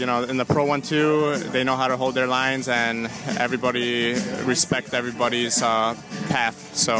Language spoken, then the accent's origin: English; Long Grove, Illinois, United States; I'm from Long Grove, Illinois.